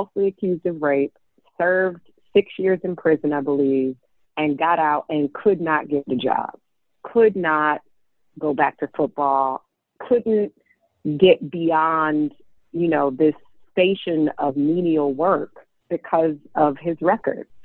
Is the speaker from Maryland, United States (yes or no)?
no; Detroit, Michigan, United States; growing up in Detroit in the late 80s, early 90s